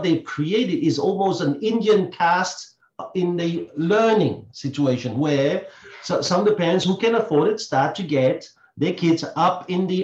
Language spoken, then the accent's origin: English; Belgium; now in Australia; I come from the Belgian system